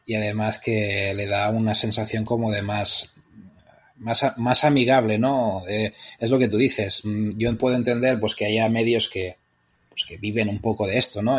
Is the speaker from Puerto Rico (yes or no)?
no; Vic, Catalonia, Spain; yo soy de Vic.